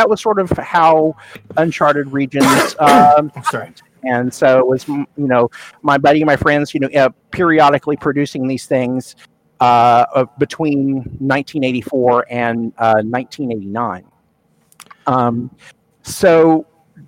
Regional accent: Sand Springs, Oklahoma, United States; I grew up in Oklahoma.

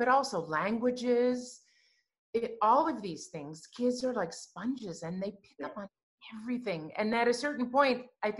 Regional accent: Chicago, Illinois, United States; now in Canada; I'm from Chicago.

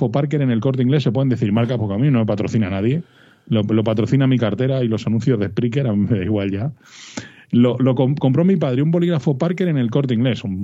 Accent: Madrid, Community of Madrid, Spain

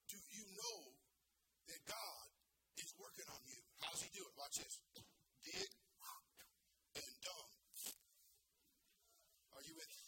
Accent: California, United States; I'm from California. I know all about fruits and nuts

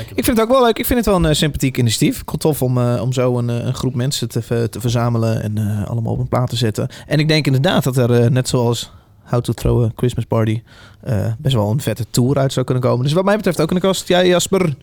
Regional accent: Veluwe, Gelderland, Netherlands; Ik kom namelijk ook echt van de Veluwe

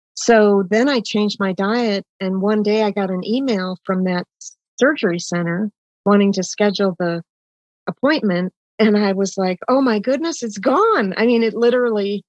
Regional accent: Oshkosh, Wisconsin, United States; Well, and I grew up in Wisconsin. I was born in Oshkosh, Wisconsin

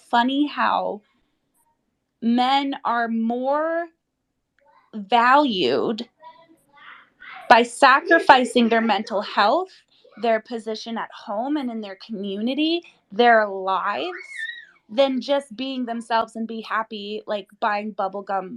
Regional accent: Romania; I'm from Romania

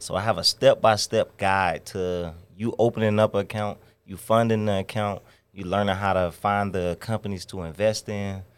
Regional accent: Stone Mountain, Georgia, United States; also born or lived in Chicago; now in Atlanta, United States; I'm from Stone Mountain, Georgia

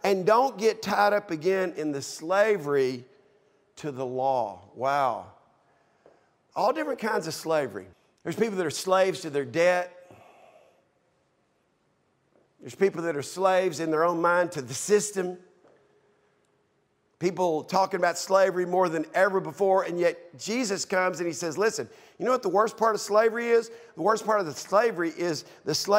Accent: United States

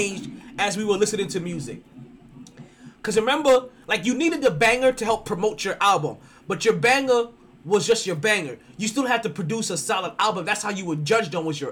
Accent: New York, United States; As a New Yorker

